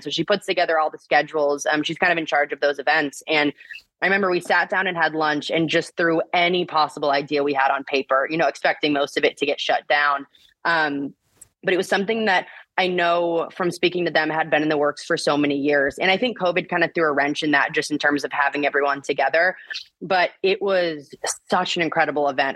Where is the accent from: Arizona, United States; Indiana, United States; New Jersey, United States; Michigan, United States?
Indiana, United States; Bloomington; I grew up in Bloomington, Indiana.